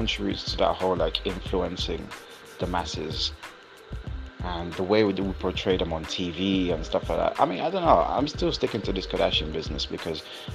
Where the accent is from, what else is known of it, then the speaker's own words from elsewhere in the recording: Italy; I come from Italy